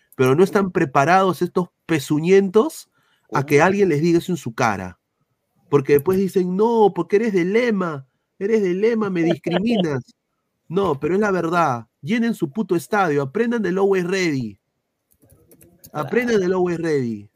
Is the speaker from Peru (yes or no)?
yes; Peru; nosotros como peruanos